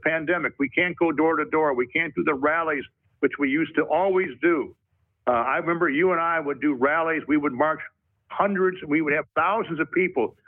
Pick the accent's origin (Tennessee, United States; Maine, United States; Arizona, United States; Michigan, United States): Michigan, United States; I'm from Michigan